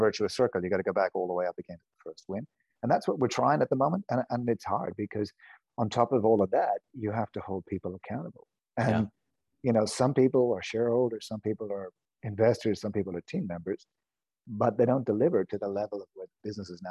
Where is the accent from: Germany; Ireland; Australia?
Ireland; moved away; I'm Irish.